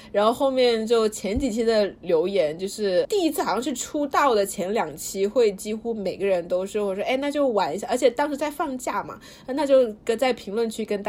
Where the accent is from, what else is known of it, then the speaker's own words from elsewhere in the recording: Suzhou, Jiangsu, China; also born or lived in Guangdong, China; 但我出生在广东，但是后面我们家搬家到苏州了，所以我回国应该也是回苏州。